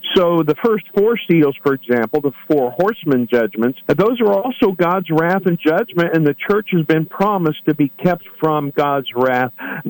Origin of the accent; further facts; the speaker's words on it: Columbus, Indiana, United States; I'm from Columbus, Indiana